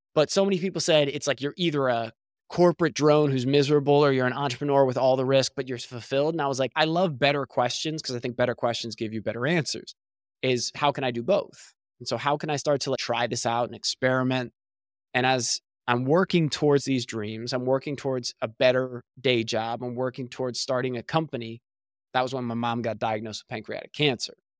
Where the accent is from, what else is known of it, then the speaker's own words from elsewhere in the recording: New Jersey, United States; moved away as an adult; also born or lived in Pennsylvania; now in Southern California, United States; I was born and raised in New Jersey